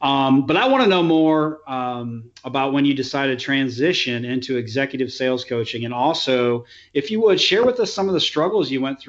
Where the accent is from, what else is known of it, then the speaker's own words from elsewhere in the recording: Midwest, United States; moved away; I'm not from here. I'm from the Midwest.